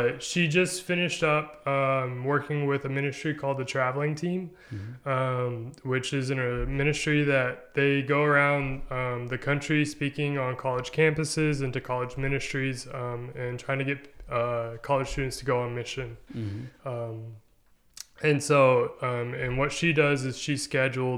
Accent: Nashville, Arkansas, United States; moved away as an adult; also born or lived in Magnolia, Arkansas; now in Conway, United States; I grew up in Nashville

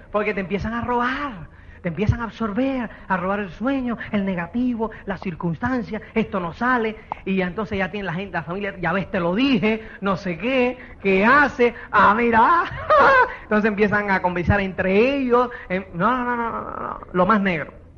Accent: Cuba; now in Spain; uno, como es cubano

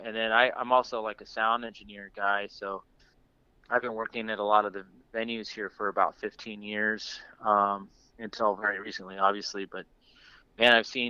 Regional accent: New Mexico, United States; now in Bay Area, United States; I grew up in New Mexico, but I moved out here probably I think I got out here around 2004, 2005

